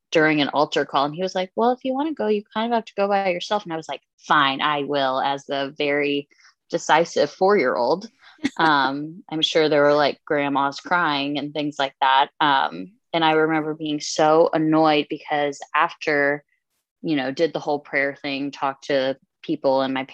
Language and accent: English; Dallas, Texas, United States; also born or lived in Houston, Texas; born and raised in Texas, born in Houston, but spent the majority of my life in the suburbs of Dallas